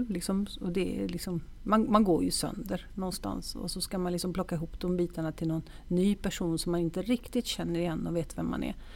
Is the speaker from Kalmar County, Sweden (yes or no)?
no; Stockholm, Stockholm County, Sweden; also born or lived in Italy / Gothenburg; jag är faktiskt jag är född i Stockholm